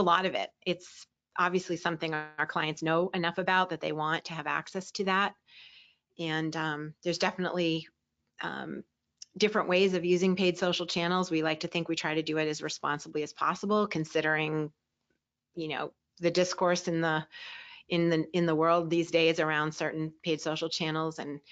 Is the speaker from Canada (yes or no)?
no; Boston, Massachusetts, United States; I grew up in the Boston area